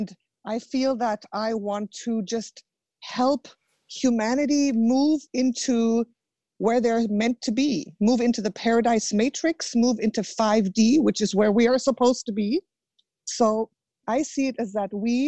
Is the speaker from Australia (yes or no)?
no; Germany; I was born in Germany